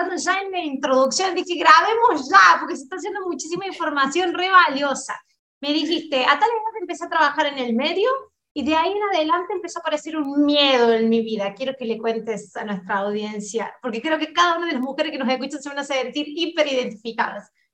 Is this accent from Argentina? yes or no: yes; Argentina; moved away as an adult; now in Brazil; yo soy argentina y me vine a vivir para Brasil